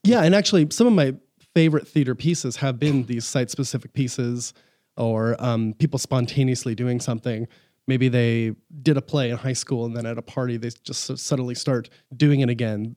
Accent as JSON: {"language": "English", "town": "Huntington Beach", "region": "California", "country": "United States", "tie": "born or raised there", "also_born_or_lived": "Los Angeles / Fountain Valley", "said": "I grew up in Southern California. I was born in L A, uh, grew up in Northern Orange County in Huntington Beach, Fountain Valley area"}